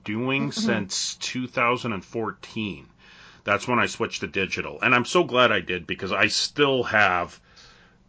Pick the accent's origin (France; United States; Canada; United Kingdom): Canada; I'm Canadian